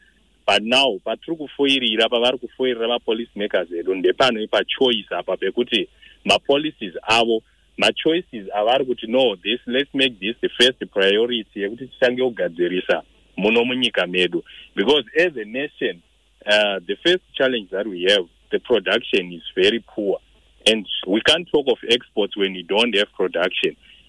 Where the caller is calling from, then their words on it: Harare, Zimbabwe; I'm calling from Harare.